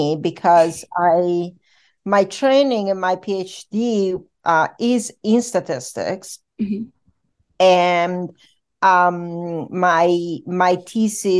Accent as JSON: {"language": "English", "town": "Rome", "region": "Lazio", "country": "Italy", "tie": "born or raised there", "moved": "as an adult", "said": "I was born in Rome, Italy, and I started my studies in the University della Sapienza in Rome"}